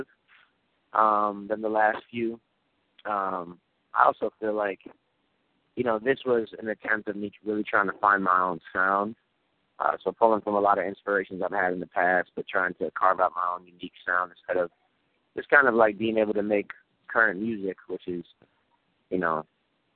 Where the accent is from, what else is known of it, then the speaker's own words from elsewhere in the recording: Syracuse, New York, United States; I grew up in New York, in Syracuse, New York, single-parent home, me and my mom